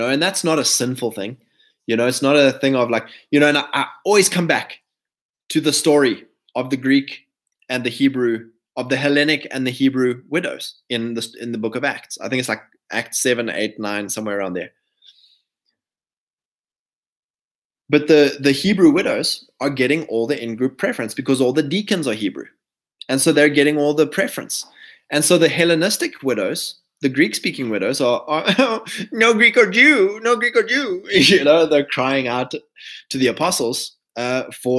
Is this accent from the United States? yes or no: no; South Africa; I'm not South African